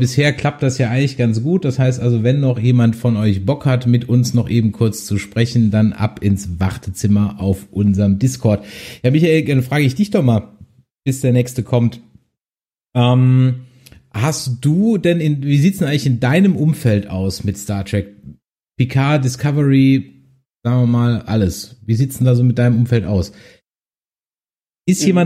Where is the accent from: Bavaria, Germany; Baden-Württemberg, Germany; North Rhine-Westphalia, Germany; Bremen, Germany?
North Rhine-Westphalia, Germany; Essen; ich komme aus äh, Essen.